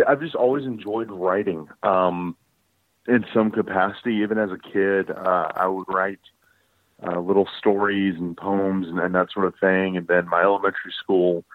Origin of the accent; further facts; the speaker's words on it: Columbus, Georgia, United States; also born or lived in Henry County, Georgia / Carrollton, Georgia; now in Atlanta, United States; Originally, I am from Columbus, Georgia, down by Fort Benning and all that. And then in high school, I lived in Henry County, just south of Atlanta